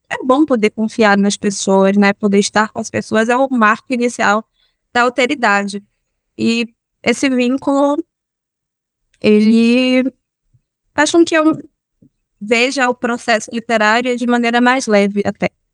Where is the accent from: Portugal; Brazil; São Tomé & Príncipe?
Brazil; Amélia Rodrigues, Bahia; also born or lived in Salvador, Bahia; eu cresci em Amélia Rodrigues